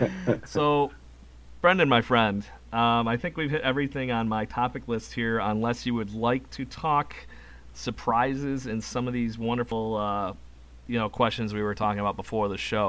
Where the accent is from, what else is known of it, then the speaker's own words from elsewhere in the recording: Rochester, New York, United States; I'm from Rochester, New York, and apparently know how to deal with weather.